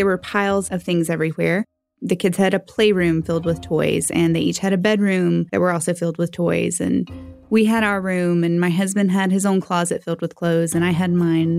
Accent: Western North Carolina, United States; I'm from Western North Carolina, and I'm 31 years

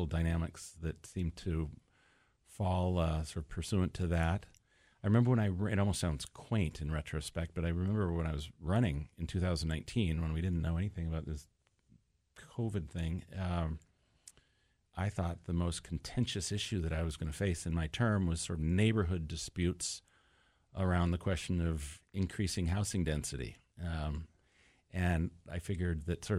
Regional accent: Bellingham, Washington, United States; moved away as an adult; born and raised in Bellingham.

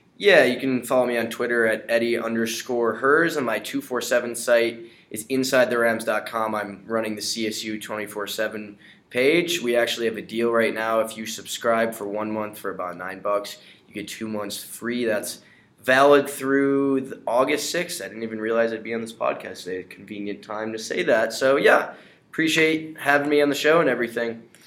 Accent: Chicago, Illinois, United States; I'm from the Chicago area

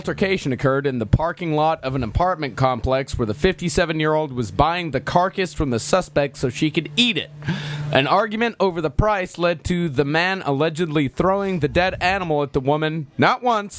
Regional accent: Texas, United States; this is a story from my home state of Texas.

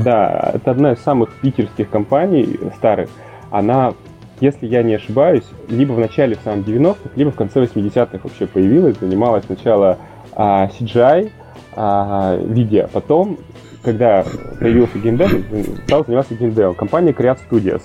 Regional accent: Yekaterinburg, Sverdlovsk Oblast, Russia; moved away as an adult; also born or lived in Saint Petersburg; Я сам родом из Екатеринбурга, а, какое-то время назад оттуда уехал

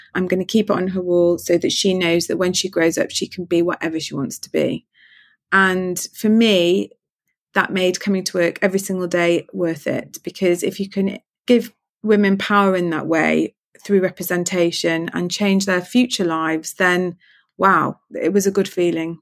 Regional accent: Manchester, North West England, United Kingdom; now in London, United Kingdom; I'm from Manchester

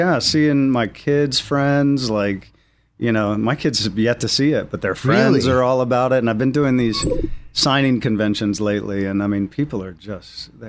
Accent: Virginia, United States; I'm from Virginia.

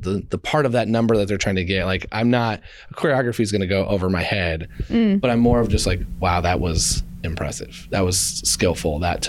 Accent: Indiana, United States; I'm from Indiana

